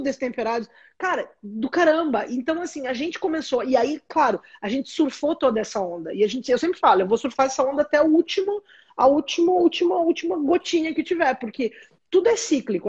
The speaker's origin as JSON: {"language": "Portuguese", "town": "Caxias do Sul", "region": "Rio Grande do Sul", "country": "Brazil", "tie": "born or raised there", "also_born_or_lived": "São Marcos / Florianópolis", "moved": "as an adult", "said": "eu sou do Rio Grande do Sul, sou nascida em São Marcos, no interior, na Serra Gaúcha, cresci em Caxias do Sul"}